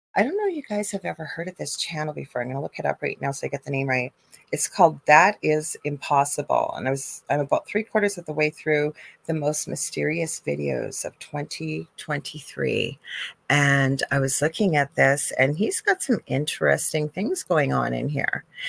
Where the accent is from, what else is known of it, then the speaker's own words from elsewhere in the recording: Canada; I am a Canadian spiritual psychic medium